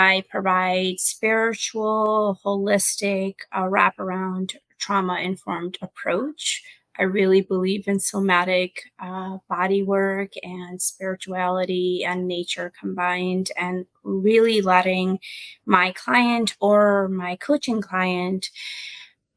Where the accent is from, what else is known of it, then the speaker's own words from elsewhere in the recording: Pakistan; now in United States; in my culture, I was born in Pakistan. I came here.